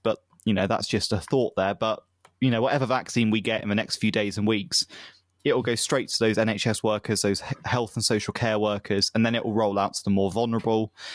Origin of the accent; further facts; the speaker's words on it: United Kingdom; as a British person